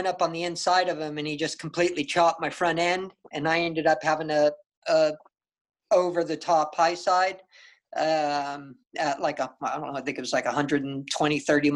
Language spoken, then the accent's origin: English; San Diego, California, United States; in my home state, in my hometown in San Diego